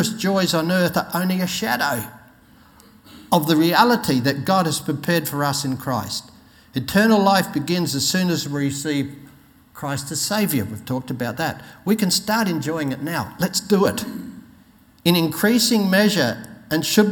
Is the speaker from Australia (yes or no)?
yes; Australia; I'm an Aussie.